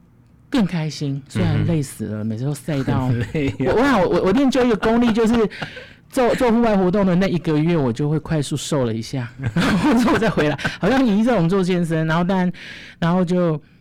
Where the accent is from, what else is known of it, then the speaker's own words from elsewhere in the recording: Chiayi, Chiayi County, Taiwan; 因为我是嘉义人，我是嘉义人。嗯，然后我小时候，我从很小很小就开始学跳舞